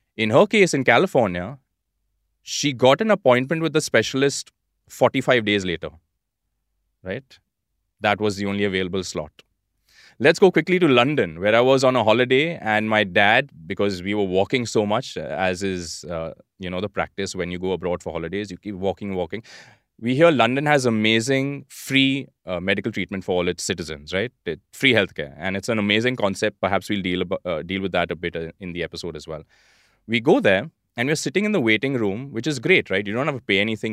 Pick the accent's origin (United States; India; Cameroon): India; being Indian, and particularly about living in India